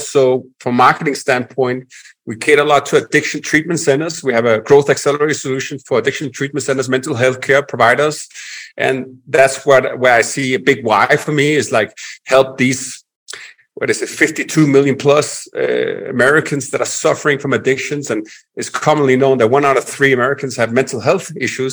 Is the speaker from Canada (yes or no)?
no; Denmark; accent: Danish; English is a second language; also born or lived in Florida / Nicaragua; now in Medellin, Colombia; I'm originally from Denmark, Europe, hence the accent